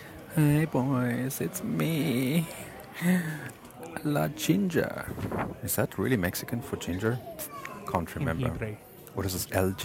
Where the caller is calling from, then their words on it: Frankfurt, Hesse, Germany; So I'm calling you from Frankfurt International Airport because it seems this is the only time I really get to call you guys.